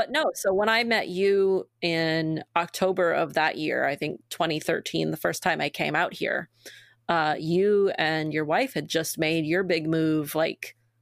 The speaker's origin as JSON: {"language": "English", "region": "Maine", "country": "United States", "tie": "born or raised there", "also_born_or_lived": "Massachusetts", "said": "I grew up in Maine and lived as an adult in Massachusetts."}